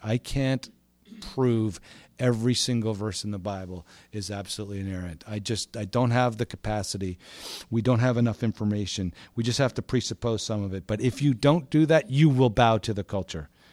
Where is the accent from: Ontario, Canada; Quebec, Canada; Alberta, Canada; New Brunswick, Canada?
Quebec, Canada; Montreal; moved away as an adult; also born or lived in Vancouver; now in Toronto, Canada; I grew up in Montreal.